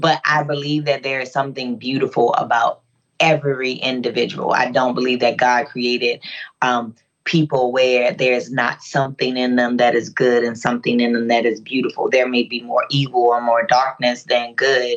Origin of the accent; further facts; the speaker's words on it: Baltimore, Maryland, United States; I'm from West Baltimore City